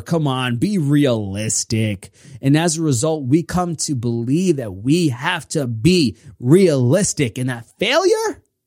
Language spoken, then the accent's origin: English; New York, United States; I'm from New York